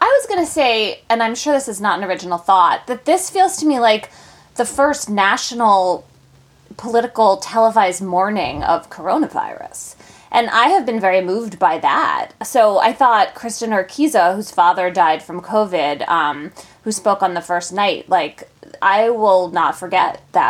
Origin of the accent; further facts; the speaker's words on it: Philadelphia, Pennsylvania, United States; because I'm from Philadelphia, but like Jill Biden talks like she's from the suburbs of Philadelphia and Delaware. Like I grew up with people with that accent and she has not lost it.